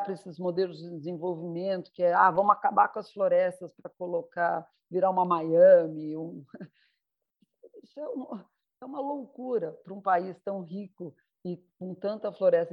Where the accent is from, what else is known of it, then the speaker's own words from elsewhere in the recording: Brazil; eu tenho assim, um orgulho imenso de ser brasileira